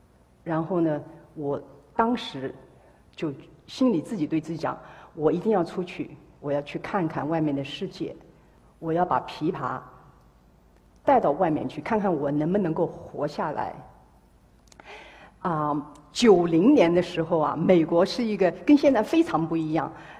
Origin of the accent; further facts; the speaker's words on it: Hangzhou, Zhejiang, China; 啊，我生在呢杭州，啊，一个艺术家庭，